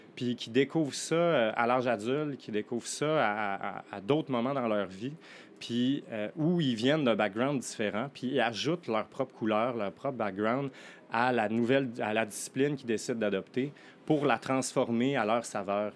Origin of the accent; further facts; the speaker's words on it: Quebec, Canada; moved away as an adult; now in Montreal, Canada; je ne suis pas montréalais d'origine, je viens du Lac-Saint-Jean